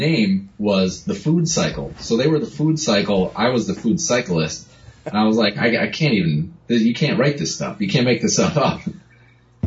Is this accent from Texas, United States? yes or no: no; Connecticut, United States; moved away as an adult; also born or lived in New York City; I grew up in Connecticut.